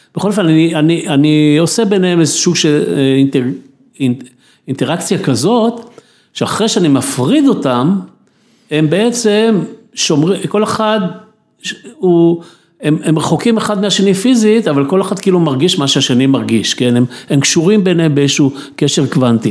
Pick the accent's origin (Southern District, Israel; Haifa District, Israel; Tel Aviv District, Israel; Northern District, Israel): Tel Aviv District, Israel; Tel Aviv; אני הייתי ילד בתל אביב, גדלתי בתל אביב כילד